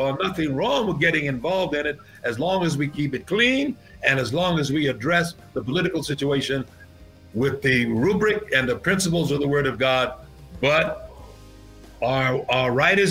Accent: New York, United States; When I grew up in New York and when I pastored in New York

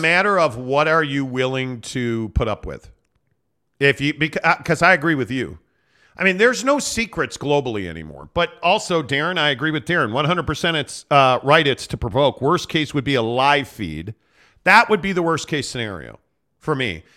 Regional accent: United States; as an American

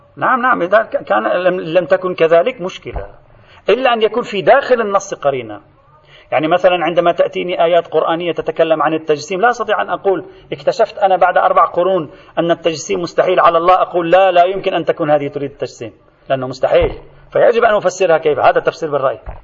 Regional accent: Lebanon; عندنا في لبنان

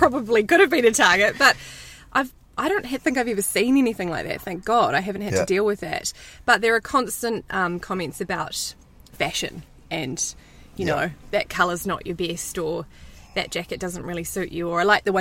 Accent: New Zealand; I'm Kiwi.

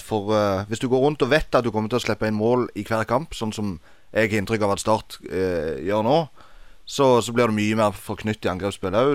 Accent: Egersund, Rogaland, Norway; Jeg er fra Egersund

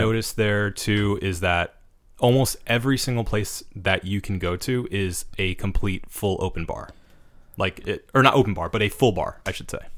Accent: United States; as an American

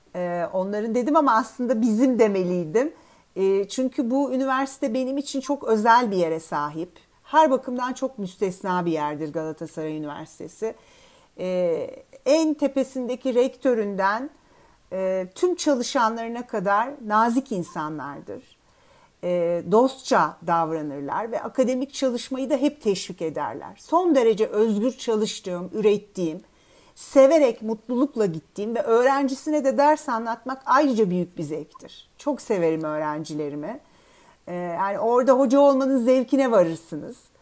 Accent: Istanbul, Turkey; ben İstanbul doğumluyum. E, İstanbul'da e, ilkokulu ve liseyi okudum.

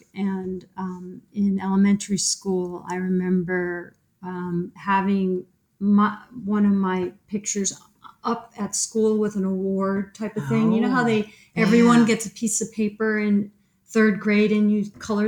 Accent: East Hartford, Connecticut, United States; I grew up in East Hartford, in rural East Hartford.

